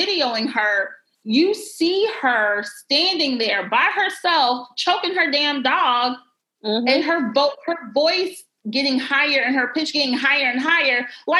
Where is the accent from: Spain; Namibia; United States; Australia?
United States; Greenville; moved away; my hometown of Greenville